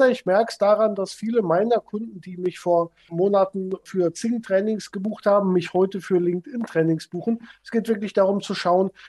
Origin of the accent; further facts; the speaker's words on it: North Rhine-Westphalia, Germany; wir haben auch hier in Köln, ich komme aus der Nähe von Köln, sehr viele Events vor Ort gemacht.